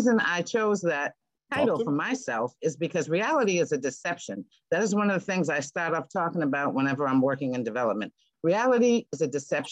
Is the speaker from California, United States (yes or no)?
no; Boston, Massachusetts, United States; moved away; also born or lived in Seattle; I come from Boston. You're born in Boston. You're raised in culture.